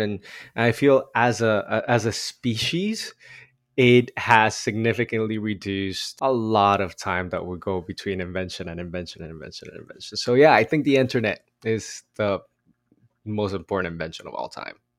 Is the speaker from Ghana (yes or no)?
no; Bogotá, Colombia; now in Los Angeles, United States; I grew up in Bogota, Colombia.